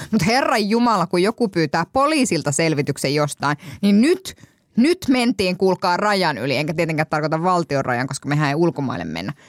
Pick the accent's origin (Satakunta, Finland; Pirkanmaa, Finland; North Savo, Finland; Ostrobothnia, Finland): North Savo, Finland; Kuopio; olen Kuopiosta kotoisin